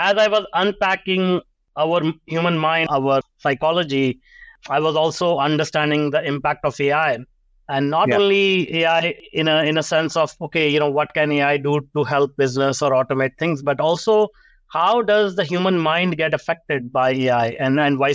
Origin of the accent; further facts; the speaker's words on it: India; now in Canada; I grew up in India, and you know, most people can recognize the accent. I grew up in a small town